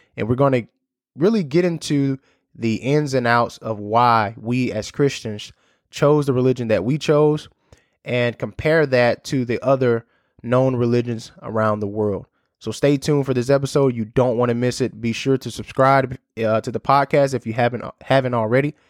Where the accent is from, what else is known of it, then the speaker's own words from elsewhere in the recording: United States; as an American